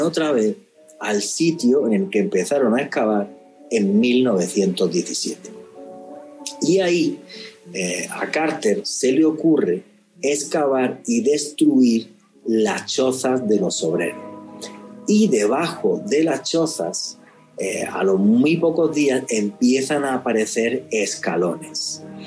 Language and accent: Spanish; Spain; moved away; soy español